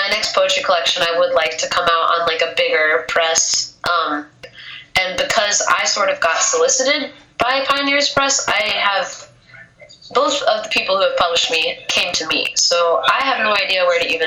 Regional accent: Indianapolis, Indiana, United States; now in Chicago, United States; my hometown is Indianapolis

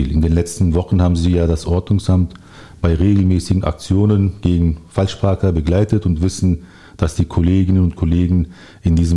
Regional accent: Berlin, Germany; now in Steglitz, Germany; bin gebürtiger Berliner, 47 Jahre alt, wohne seit 35 Jahren im Südwesten, zunächst in Friedenau, seit rund 15 Jahren in Steglitz.

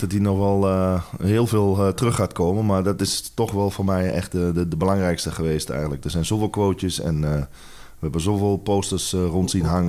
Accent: Netherlands; moved away as an adult; also born or lived in England / Spain / Italy / South Africa; wij als Nederlanders eh, Engels praten

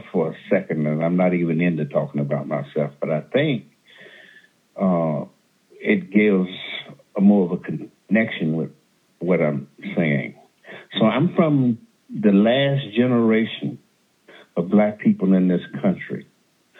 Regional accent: the South, United States; now in California, United States; I'm from the South

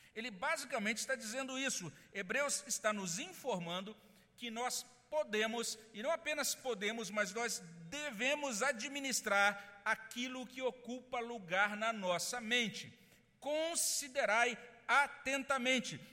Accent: Brazil; nós somos brasileiros, nós não fomos criados numa cultura judaica

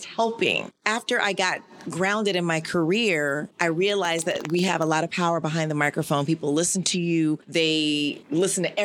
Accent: Florida, United States; I'm from Florida, so all my friends were at FSU or FAMU

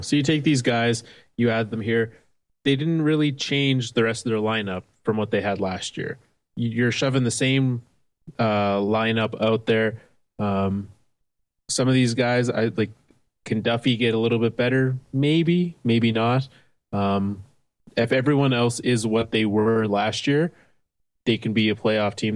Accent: Canada; I'm a Canadian baseball fan

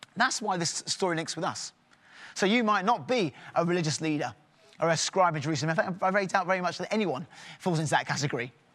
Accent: England, United Kingdom; in my home, we're very English

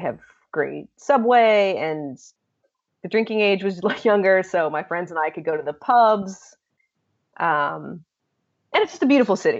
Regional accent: Hong Kong; born there; also born or lived in Israel / London / Turkey / Virginia; So I was born in Hong Kong, actually, and spent the first couple years there and got to move around a lot while I was growing up, which was really amazing. So we lived in Israel and London and Turkey, and then Virginia was kind of the home base for us.

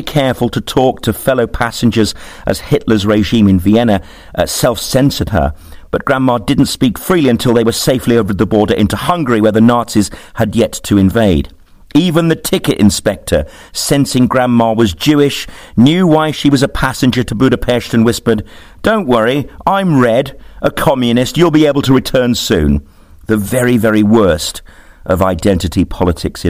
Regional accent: Birmingham, West Midlands, United Kingdom; Growing up in Birmingham was culturally rich

